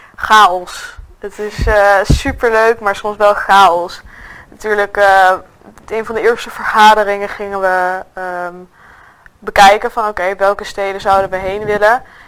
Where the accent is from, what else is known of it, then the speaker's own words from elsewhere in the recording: Nijmegen, Gelderland, Netherlands; ik kom uit Nijmegen